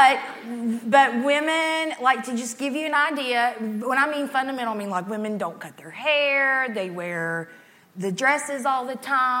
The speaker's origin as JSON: {"language": "English", "town": "Grundy", "region": "Virginia", "country": "United States", "moved": "yes", "lives_now": "Columbia, United States", "said": "I'm from Southwest Virginia, Grundy, Virginia"}